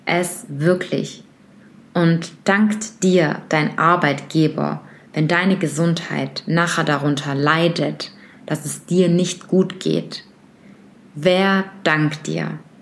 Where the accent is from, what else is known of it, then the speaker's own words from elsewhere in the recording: Germany; bei uns in Deutschland